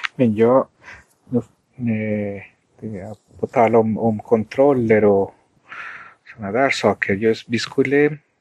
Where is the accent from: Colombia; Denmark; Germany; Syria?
Colombia; Swedish is a second language; also born or lived in Sweden; now in United States; sedan jag föddes i Colombia